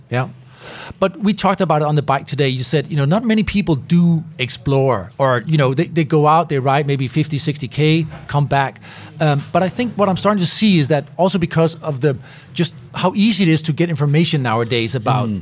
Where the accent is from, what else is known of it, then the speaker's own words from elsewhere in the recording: Denmark; I'm, I'm from Denmark